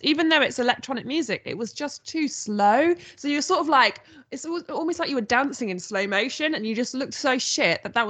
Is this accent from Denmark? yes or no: no; Nottingham, East Midlands, United Kingdom; I'm from Nottingham